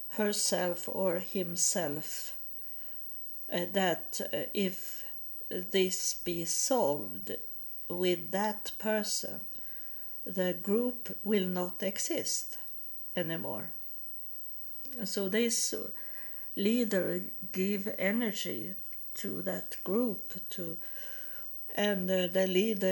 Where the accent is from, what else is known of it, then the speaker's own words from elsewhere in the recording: Sweden; accent: Swedish; English is a second language; moved away as an adult; also born or lived in United States; when I come back to Sweden, I had hard with the Swedish languages.